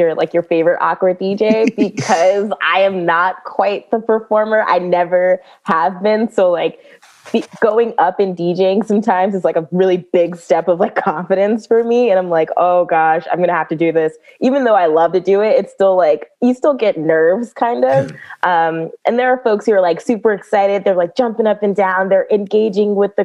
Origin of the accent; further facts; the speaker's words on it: Prince George's County, Maryland, United States; I am born and raised in Prince George's County, Maryland.